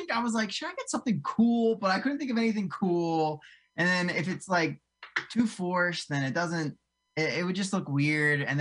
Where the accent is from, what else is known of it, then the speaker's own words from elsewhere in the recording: New Jersey, United States; So actually, I grew up in South Jersey. I grew up right outside of uh, like Cherry Hill, uh, way down south